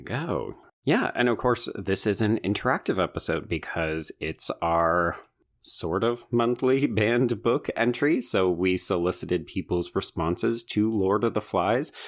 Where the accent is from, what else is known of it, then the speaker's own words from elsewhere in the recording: Alberta, Canada; growing up in Alberta